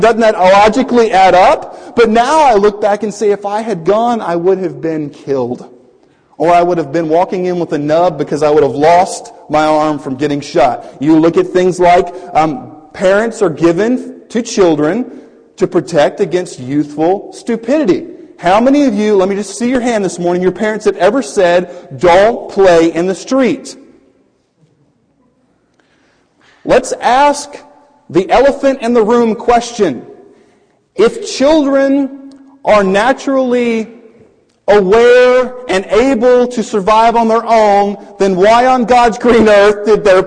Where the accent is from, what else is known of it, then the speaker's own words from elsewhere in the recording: Louisiana, United States; when I was in middle school, I was raised in Louisiana. It was a Cajun area